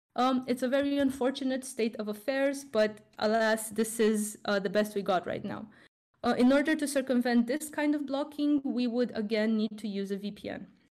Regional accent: Romania; Romania, my home country

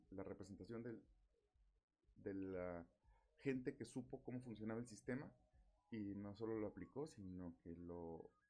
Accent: Mexico; no podemos como mexicanos pues, estar pensando que la solución a nuestros problemas está en una sola persona

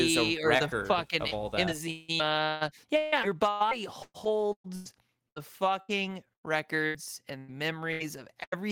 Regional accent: Staten Island, New York, United States; I'm from Staten Island. I love bagels in Staten Island.

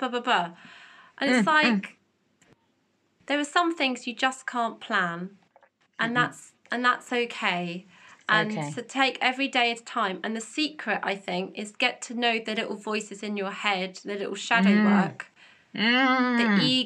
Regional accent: United Kingdom; we're British

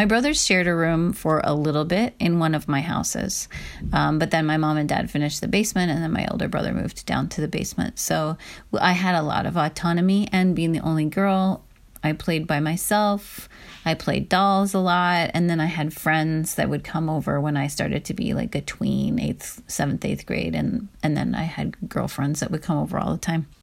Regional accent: Midwest, United States; I grew up in the Midwest

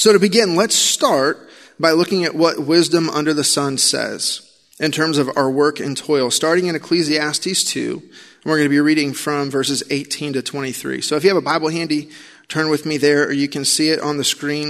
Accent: Illinois, United States; I grew up in Illinois

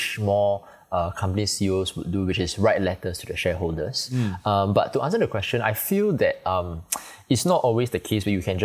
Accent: Singapore; I'm from Singapore

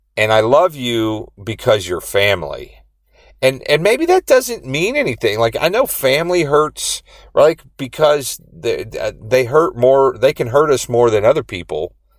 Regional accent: Indiana, United States; now in Rhode Island, United States; I grew up in Indiana.

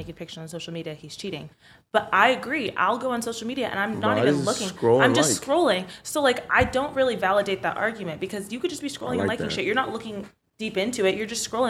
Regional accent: Florida, United States; moved away; I'm from Florida.

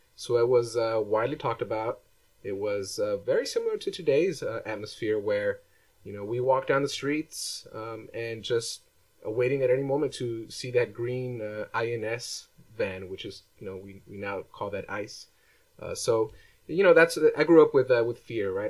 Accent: Los Angeles, California, United States; I grew up in Echo Park uh, when I was uh, starting about five years old

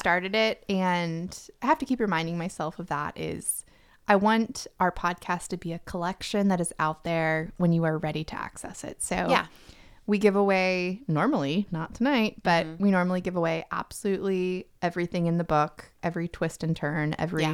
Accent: Tampa, Florida, United States; now in Nashville, United States; I was born in Florida

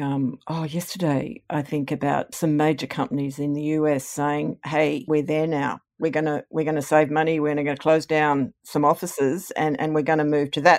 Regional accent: Queensland, Australia; moved away as an adult; also born or lived in Canberra; now in Nerang, Australia; growing up in Sir Joe's police state

